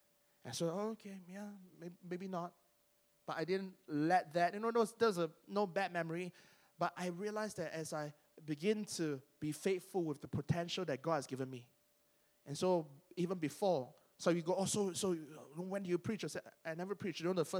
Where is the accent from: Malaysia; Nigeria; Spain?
Malaysia; Penang; I was there in church wearing slippers and shorts because I'm from Penang and that's our uniform.